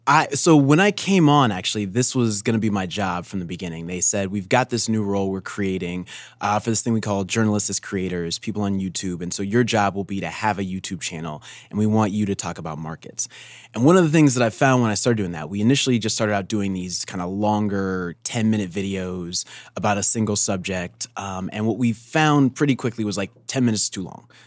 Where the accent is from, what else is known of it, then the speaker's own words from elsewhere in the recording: Denver, Colorado, United States; I'm from Denver, actually.